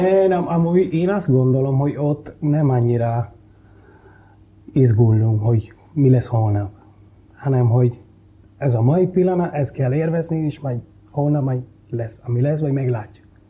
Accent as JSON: {"language": "Hungarian", "town": "Santo Domingo", "country": "Dominican Republic", "tie": "born or raised there", "second_language": "Hungarian", "moved": "as an adult", "lives_now": "Budapest, Hungary", "said": "Úgy nőttem fel, hogy egy gettó"}